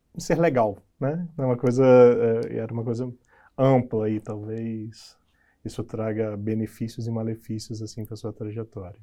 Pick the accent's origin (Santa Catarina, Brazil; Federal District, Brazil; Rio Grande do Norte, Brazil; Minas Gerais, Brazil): Minas Gerais, Brazil; interior of; eu venho do interior de Minas, uma cidade muito pequena